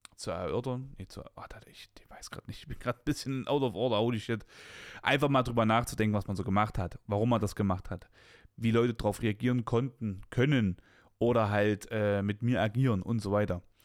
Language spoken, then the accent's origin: German; Weimar, Thuringia, Germany; ich komme aus, aus, aus Weimar West, ne? Das ist so bei uns damals halt das krasse Ghetto gewesen